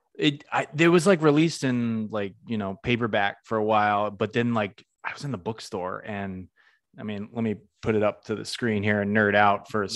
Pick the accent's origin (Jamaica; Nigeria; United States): United States; Western Massachusetts; now in Orlando, United States; I'm originally from the Northeast. I'm from Massachusetts, Western Mass, not Boston